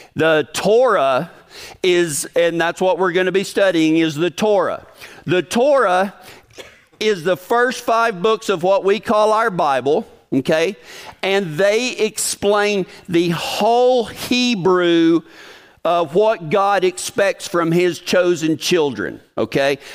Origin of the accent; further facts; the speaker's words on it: Big Lake, Texas, United States; moved away; my hometown of Big Lake, Texas